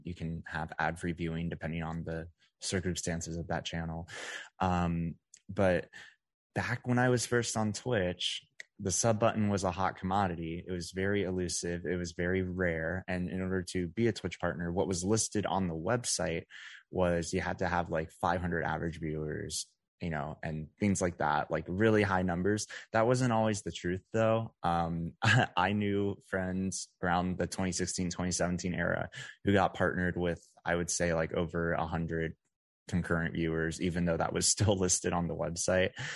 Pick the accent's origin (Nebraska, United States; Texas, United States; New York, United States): Texas, United States; Dallas-Fort Worth area; moved away as an adult; now in Las Vegas, United States; I'm originally from the Dallas-Fort Worth area in Texas, um, but just last month I moved out to Las Vegas